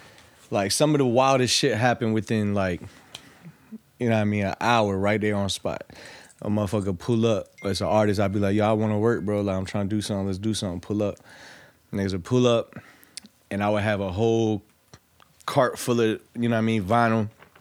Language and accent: English; Norfolk, Virginia, United States; Yeah, I'm from Norfolk.